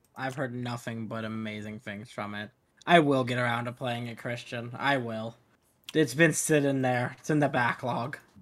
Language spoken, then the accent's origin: English; Arizona, United States; Growing up in Arizona, going across the border a lot